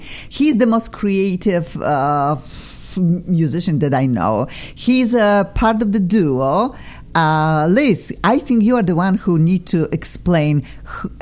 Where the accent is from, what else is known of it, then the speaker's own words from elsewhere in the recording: Poland; English is a second language; now in Los Angeles, United States; I am from Poland.